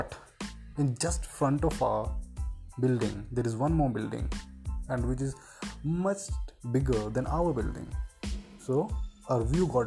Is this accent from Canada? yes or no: no; Chandigarh, India; now in Bangalore, India; I'm basically residing in Bangalore, but I'm from Chandigarh.